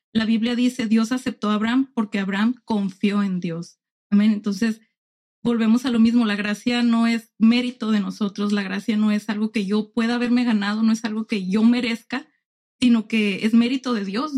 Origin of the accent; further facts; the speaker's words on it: Tijuana, Baja California, Mexico; also born or lived in Ensenada; nací en Ensenada, crecí en Tijuana